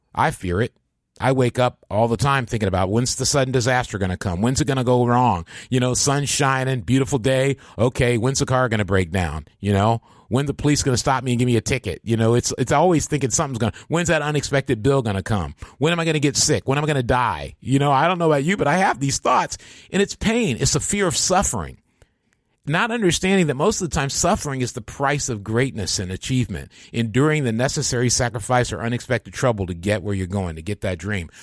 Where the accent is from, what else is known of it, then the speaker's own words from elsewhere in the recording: Michigan, United States; moved away; I'd gone home to my hometown in Michigan